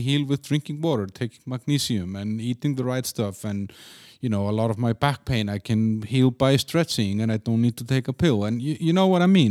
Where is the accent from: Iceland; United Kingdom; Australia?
Iceland; also born or lived in Denmark; now in Prague, Czechia; I'm from Iceland, then I lived in Denmark